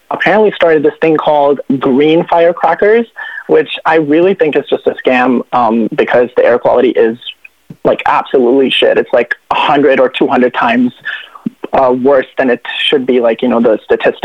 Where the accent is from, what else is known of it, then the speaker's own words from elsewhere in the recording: New Delhi, Delhi, India; moved away as an adult; now in Canada; I am from Delhi, though, but I'm studying